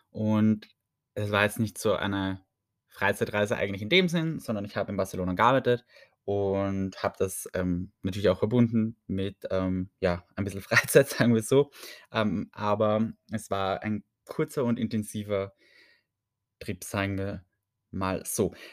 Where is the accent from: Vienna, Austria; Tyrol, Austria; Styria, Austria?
Vienna, Austria; ich sage es echt, ich komme aus Wien, ich kann nicht so viel abschrecken an Unfreundlichkeit, dachte ich immer.